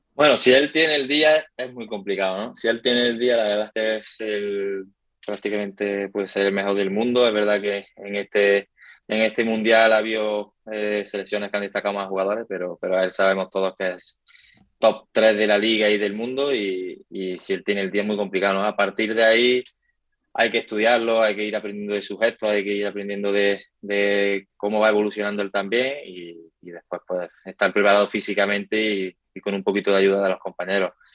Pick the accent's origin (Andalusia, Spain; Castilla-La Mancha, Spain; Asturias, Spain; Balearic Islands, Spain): Andalusia, Spain; Córdoba; moved away as an adult; now in Valdepeñas, Spain; Yo soy también muy de Córdoba